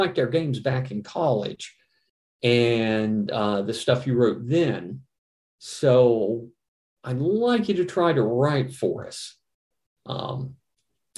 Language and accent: English; Virginia, United States; came back to my home state, Virginia